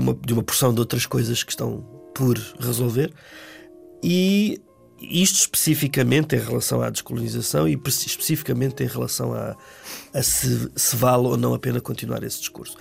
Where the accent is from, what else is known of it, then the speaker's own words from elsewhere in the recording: Angola; eu nasci em Angola já cinco anos depois do, do 25 de uhum. Abril, uhum. quatro anos depois da independência, e cresci em Angola